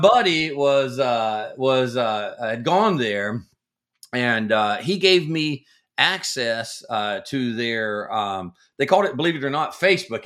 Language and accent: English; the South, United States; I grew up in the South